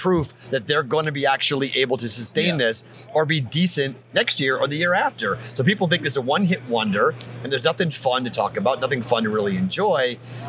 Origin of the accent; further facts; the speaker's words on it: Boston, Massachusetts, United States; now in Las Vegas, United States; I'm from Boston